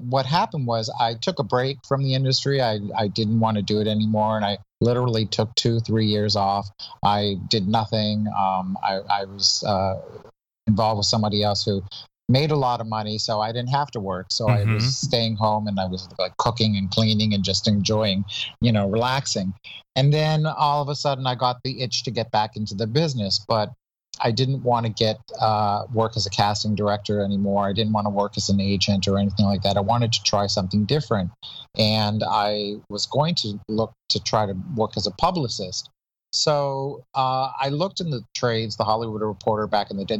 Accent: Toronto, Ontario, Canada; moved away as an adult; now in United States; I'm originally from Toronto, Canada

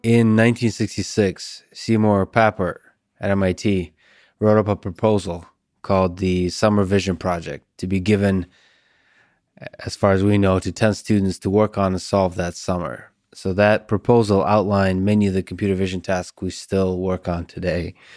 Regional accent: Russia; I'm Russian

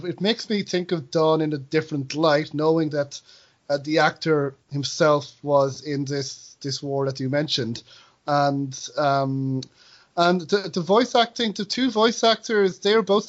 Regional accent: Ireland; accent: Irish; being Irish, I do know what it's like to have people butcher your accent.

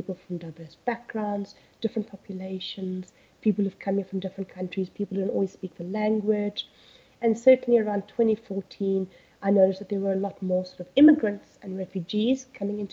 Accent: South Africa; moved away as an adult; also born or lived in United Kingdom; So I originally grew up in South Africa, as you can hear from my accent

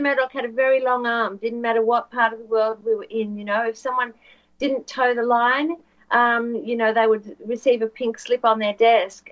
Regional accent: Australia; Yes, I'm, I am from Australia.

